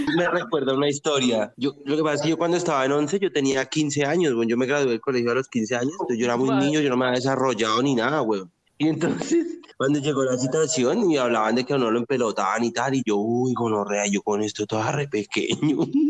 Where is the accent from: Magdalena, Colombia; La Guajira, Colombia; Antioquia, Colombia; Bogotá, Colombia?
Bogotá, Colombia; yo crecí en Ciudad Bolívar